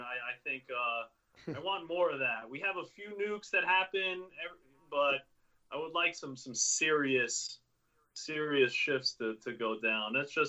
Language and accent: English; Jacksonville, Florida, United States; now in New York, United States; You know, we're from Jacksonville.